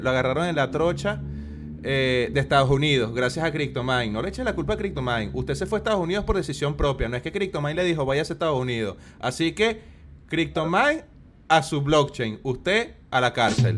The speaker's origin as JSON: {"language": "Spanish", "country": "Venezuela", "moved": "yes", "lives_now": "Chile", "said": "venezolano viviendo en Chile"}